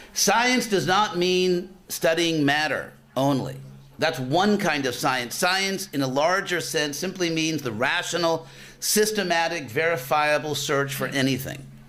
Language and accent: English; Los Angeles, California, United States; I'm from Los Angeles